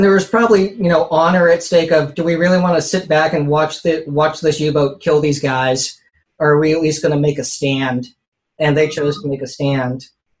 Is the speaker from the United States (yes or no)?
yes; South Bay, Bay Area, California, United States; I grew up here in the Bay Area, in the South Bay specifically, in the shadow of Moffett Field